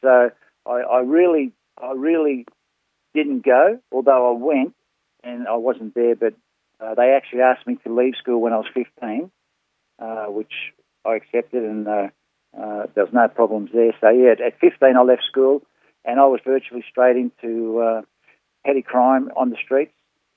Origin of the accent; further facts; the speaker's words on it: Northcote, Victoria, Australia; I grew up in Northcote